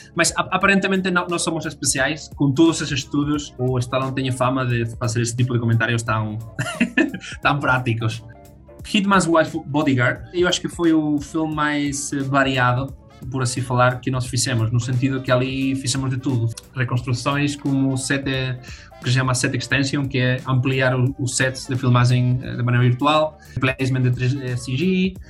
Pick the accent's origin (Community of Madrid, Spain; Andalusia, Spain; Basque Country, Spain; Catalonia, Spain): Community of Madrid, Spain; Madrid; Portuguese is a second language; moved away as an adult; now in Braga, Portugal; já sou quase adotado, adotado português morei toda a vida em Madrid, mas bom, ao final uh, mudámos tudo para, para Braga